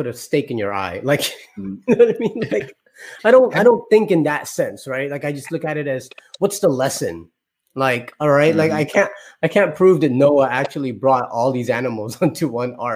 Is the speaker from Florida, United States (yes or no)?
yes; Florida, United States; we're from Florida